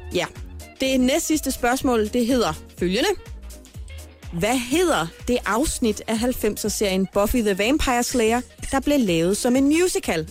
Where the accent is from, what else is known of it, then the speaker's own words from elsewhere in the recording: Horsens, Central Denmark Region, Denmark; moved away as an adult; now in Copenhagen, Denmark; min fødeby Horsens